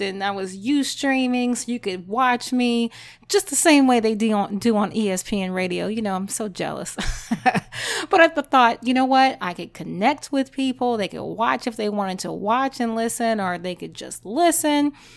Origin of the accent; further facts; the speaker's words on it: Louisiana, United States; I'm Creole, I'm from Louisiana